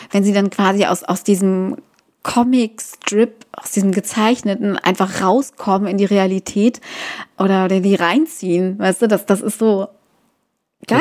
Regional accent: East Germany, Germany; Ich komm aus dem Osten

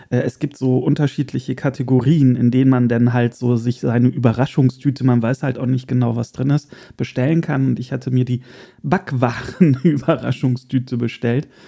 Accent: Erkelenz, North Rhine-Westphalia, Germany; Ich war ja vor kurzem mit Erkelenz, meiner Heimat.

